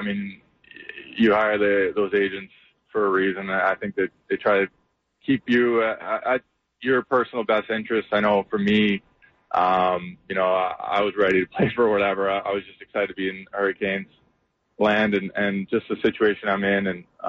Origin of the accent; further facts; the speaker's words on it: Canada; Yeah, no, Canada likes to do something just a little bit closer or about the same time, but we have our Canada Day actually tomorrow on July 1st